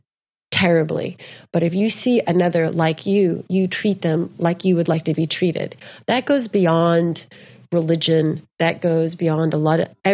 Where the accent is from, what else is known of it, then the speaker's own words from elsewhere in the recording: United States; also born or lived in Texas / New Mexico; I grew up in Texas and New Mexico.